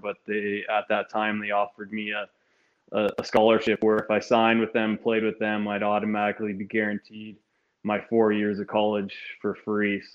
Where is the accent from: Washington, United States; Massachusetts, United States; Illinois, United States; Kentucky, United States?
Washington, United States; Spokane; Obviously born and raised in Spokane, grew up playing Spokane Amateur Youth Hockey